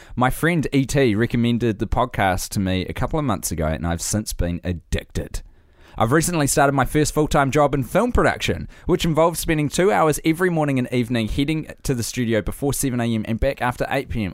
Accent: New Zealand; I have spent an entire lifetime as a New Zealander

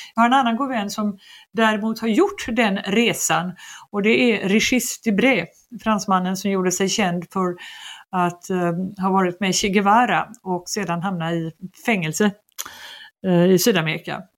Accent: Gothenburg, Västra Götaland, Sweden; moved away as an adult; also born or lived in Paris; som den göteborgare jag var

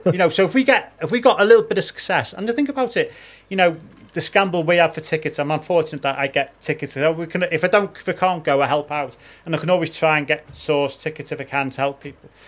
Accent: Liverpool, North West England, United Kingdom; also born or lived in Wirral; I was born in Liverpool, but I, I live over the water now

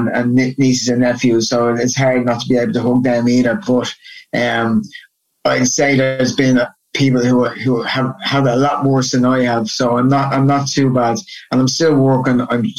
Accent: Dublin, Leinster, Ireland; moved away as an adult; also born or lived in Portmarnock / United States; now in Dublin, Ireland; I'm from originally from Kilmarnock in Talla, which is on the south side, west side of Dublin. And I lived there until I was about 12. I moved over the north side to Portmarnock.

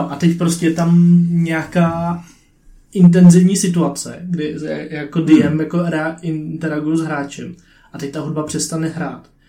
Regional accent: Czechia; já jsem Čech

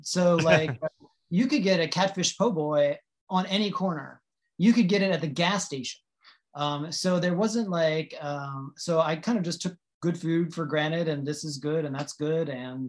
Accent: north of New Orleans, Louisiana, United States; moved away; also born or lived in Los Angeles; I grew up in Louisiana, so north of New Orleans, and my parents were divorced.

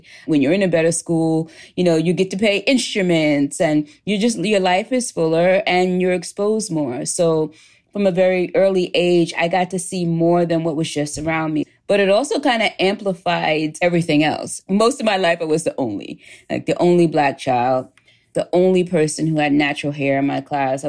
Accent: New York City, New York, United States; I lived in a working class neighborhood in Queens, New York.

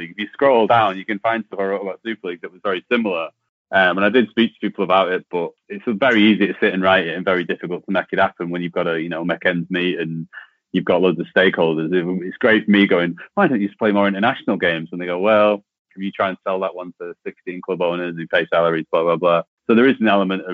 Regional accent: Rochdale, North West England, United Kingdom; moved away as an adult; also born or lived in Germany; now in Australia; I'm from Rochdale, which is kind of heartlands of rugby league, just north of Manchester.

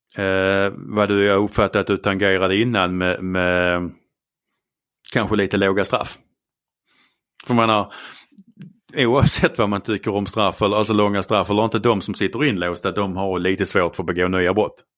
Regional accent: Skåne, Sweden; accent: Scanian; Jag är skåning.

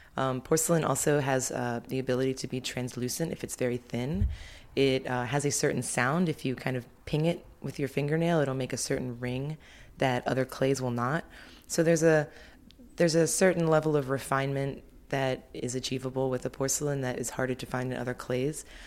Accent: Baltimore, Maryland, United States; moved away as an adult; also born or lived in Philadelphia; I started taking classes at a local community college where I grew up in Baltimore.

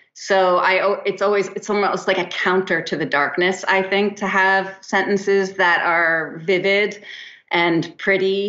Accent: New Jersey, United States; also born or lived in East Hampton, New York; now in Santa Monica, United States

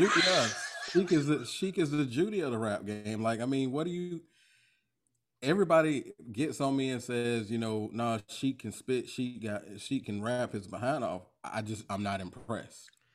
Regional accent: Jacksonville, Florida, United States; I'm from Duval County. I'm from Florida. Right. I'm 904 representative, Florida boy.

